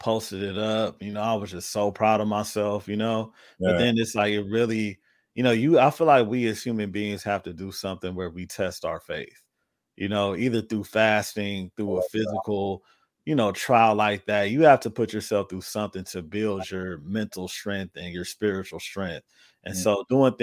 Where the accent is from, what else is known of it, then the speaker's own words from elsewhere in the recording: Los Angeles, California, United States; I'm from